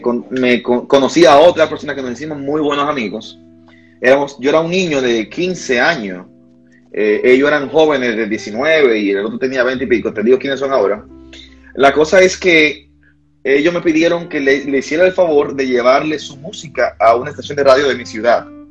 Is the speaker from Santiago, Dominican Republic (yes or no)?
yes; Santiago de los Caballeros, Santiago, Dominican Republic; Nací en la, en la ciudad de Santiago, República Dominicana, Santiago. Aquí le decimos así, santiaguero pura cepa